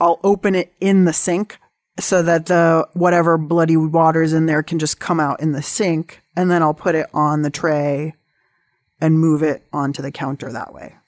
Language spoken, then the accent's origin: English; San Diego, California, United States; I grew up in San Diego